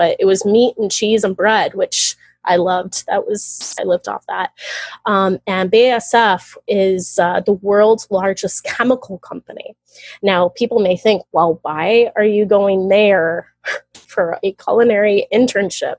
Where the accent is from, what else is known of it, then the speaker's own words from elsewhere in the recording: Florida, United States; I'm from Florida